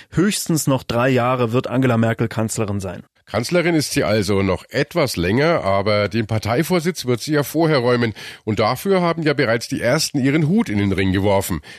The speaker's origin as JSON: {"language": "German", "region": "Hesse", "country": "Germany", "said": "weil wir kommen aus Hessen und da hat sie auch stark eingebüßt."}